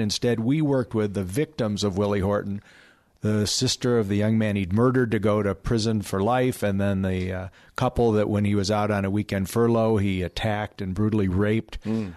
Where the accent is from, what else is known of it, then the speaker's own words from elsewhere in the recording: California, United States; my home state of California